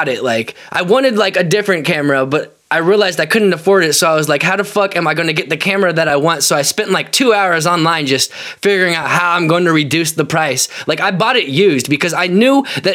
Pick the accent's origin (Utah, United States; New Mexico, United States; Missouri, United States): Missouri, United States; Independence; I'm actually from Independence, but I say Kansas City because it's easier